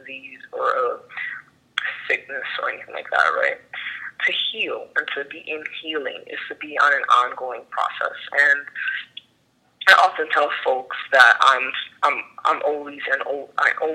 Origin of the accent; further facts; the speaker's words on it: New York City, New York, United States; now in New Jersey, United States; I'm Afro-Dominicana. I was born and raised in the Bronx